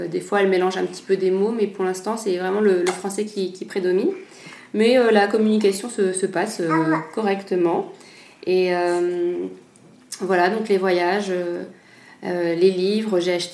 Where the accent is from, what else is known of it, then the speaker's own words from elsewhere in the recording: Nice, Provence-Alpes-Côte d'Azur, France; born there; Parce que je suis née à Nice, non pas que je me sente niçoise du tout